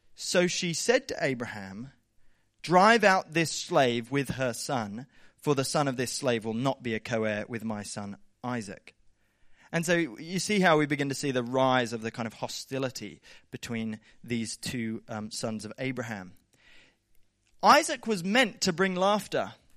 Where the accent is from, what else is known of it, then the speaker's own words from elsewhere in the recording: Southern Highlands, New South Wales, Australia; I grew up in the Southern Highlands